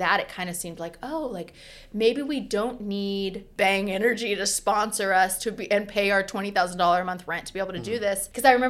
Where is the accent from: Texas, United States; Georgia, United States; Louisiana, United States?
Texas, United States; Austin; moved away; I'm from Austin